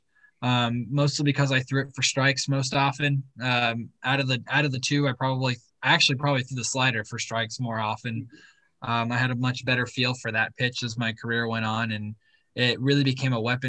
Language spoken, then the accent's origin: English; Orange County, California, United States; I grew up in Orange County going to Angels games